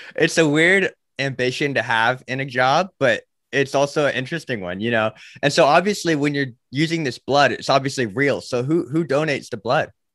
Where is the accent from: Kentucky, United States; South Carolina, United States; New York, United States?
South Carolina, United States; Charleston; also born or lived in Florida; I grew up in Charleston